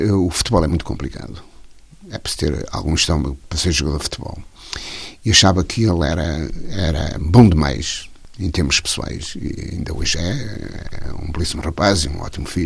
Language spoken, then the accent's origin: Portuguese; Amarante, North, Portugal; Na minha terra. A minha mulher de lá e eu de lá e tal.